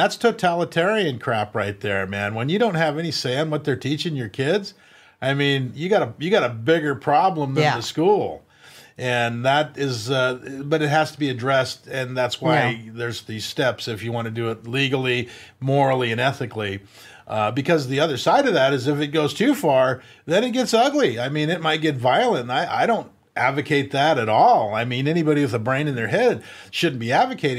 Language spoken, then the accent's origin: English; California, United States; I was born in California. We grew up in California.